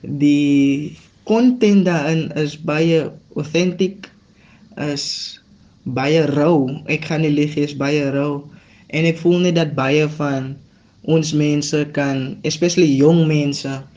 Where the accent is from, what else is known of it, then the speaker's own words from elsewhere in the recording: Paarl, Western Cape, South Africa; Ek is van die Parel.